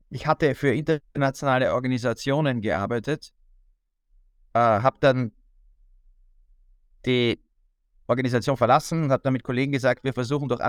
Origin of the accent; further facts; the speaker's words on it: Austria; Also ich bin Österreicher, ich habe den Balkan und das ehemalige Jugoslawien schon vor dem Krieg oft besucht.